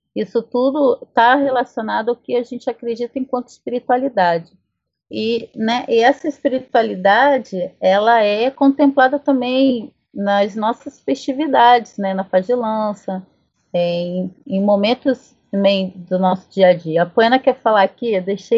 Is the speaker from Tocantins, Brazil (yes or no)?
no; south of Minas Gerais, Brazil; na minha terra, na, na no sul de Minas, enfim, por onde meus ancestrais passaram